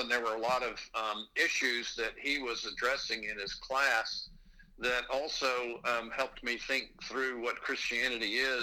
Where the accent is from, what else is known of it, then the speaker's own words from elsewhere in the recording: Texas, United States; moved away as an adult; now in Pennsylvania, United States; I am originally from Texas, born and raised there, and about 30 years ago moved up to Pennsylvania